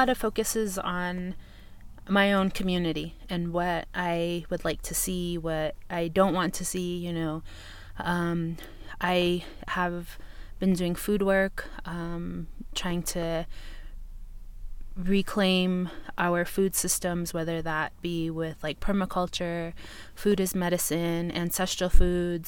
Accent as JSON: {"language": "English", "town": "St. Michaels", "region": "Arizona", "country": "United States", "said": "I am Dine woman from St. Michael's, Arizona"}